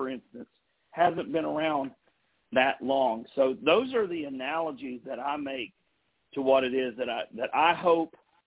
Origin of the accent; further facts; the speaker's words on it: Beckley, West Virginia, United States; in my hometown, Beckley, West Virginia